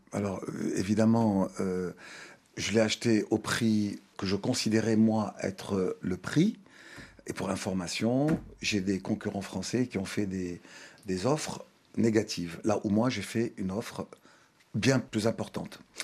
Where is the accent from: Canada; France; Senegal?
Senegal; Thiès; moved away; also born or lived in Dakar; Je suis né à Dakar, mais mes parents ont vécu à Thiès. Moi-même, j'ai vécu 18 ans à Thiès.